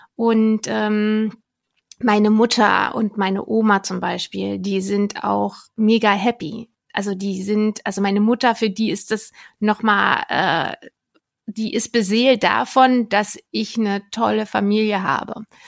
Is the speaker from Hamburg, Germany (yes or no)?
no; Berlin, Germany; Also ich bin äh, Berlinerin